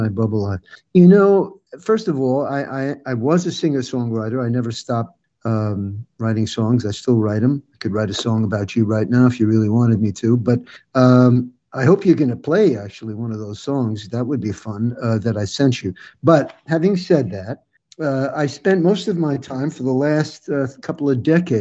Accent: New York, United States; I hail from New York. I grew up in New York, and my wife and I currently live in mid-state New York

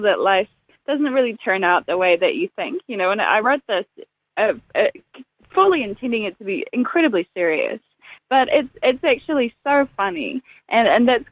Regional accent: Dunedin, Otago, New Zealand; now in Auckland, New Zealand; Dunedin is so very much my hometown. And even though I live in Auckland now, I'm Dunedin. I'll always be from Dunedin.

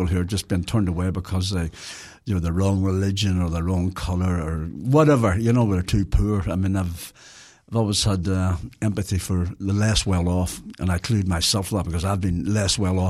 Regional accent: Belfast, Northern Ireland, United Kingdom; moved away; Well, I come from Belfast

